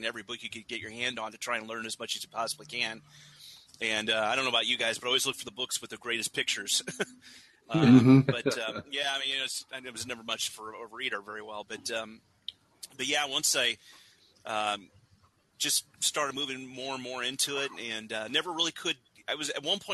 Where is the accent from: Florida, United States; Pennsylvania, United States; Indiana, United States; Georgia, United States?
Indiana, United States; grew up in Indiana